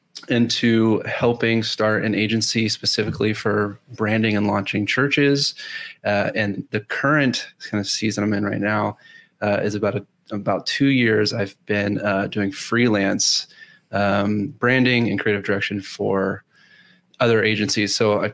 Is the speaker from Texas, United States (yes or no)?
yes; Houston, Texas, United States; I am in Houston, born and raised in Houston, Texas